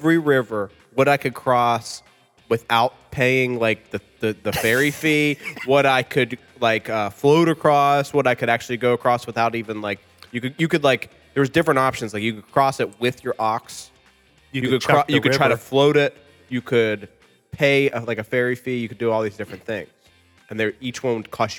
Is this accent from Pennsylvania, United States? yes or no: yes; Hiller, Pennsylvania, United States; our area was so poor that we were like, those Hiller kids.